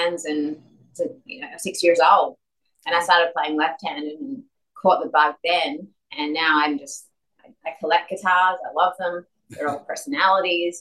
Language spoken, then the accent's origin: English; Adelaide, South Australia, Australia; moved away; Adelaide, where I'm from